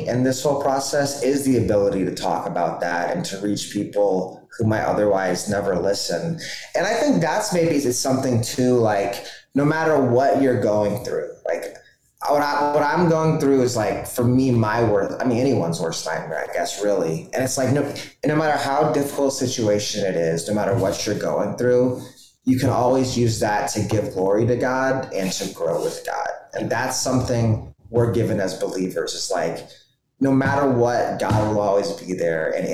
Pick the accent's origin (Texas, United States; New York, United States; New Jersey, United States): Texas, United States; Dallas; I'm from Dallas